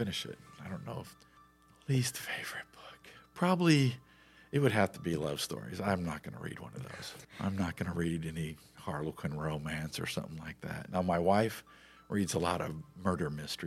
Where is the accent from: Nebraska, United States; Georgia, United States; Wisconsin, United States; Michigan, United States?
Nebraska, United States; Omaha; moved away as an adult; now in Grapevine, United States; I was born in Omaha, Nebraska. I lived there the first 25 years of my life.